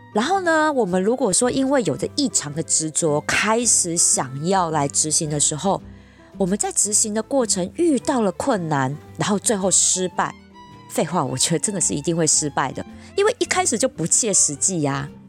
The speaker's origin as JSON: {"language": "Chinese", "region": "Taipei", "country": "Taiwan", "tie": "born or raised there", "said": "我就是土生土长的台北怂啊，我的家人、爸妈、工作圈其实全部都在这儿"}